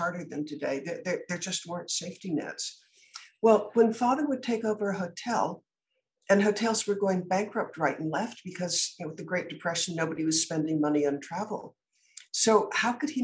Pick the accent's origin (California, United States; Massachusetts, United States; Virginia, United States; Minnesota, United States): Massachusetts, United States; Concord; I was born in Concord, Massachusetts